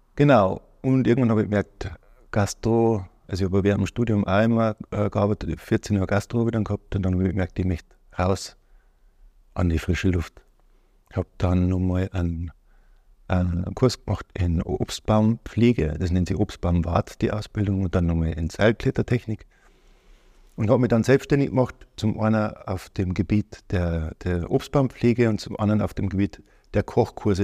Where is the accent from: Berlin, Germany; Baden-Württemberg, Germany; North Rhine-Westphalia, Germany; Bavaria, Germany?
Bavaria, Germany; Ortenburg; Ich Bin aufgewachsen in Ortenburg, Niederbayern, in der Nähe Passau